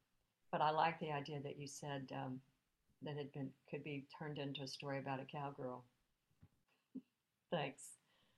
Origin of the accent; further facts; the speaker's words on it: Pecos, Texas, United States; I was born in Pecos, Texas, which is the home of the world's first paid rodeo.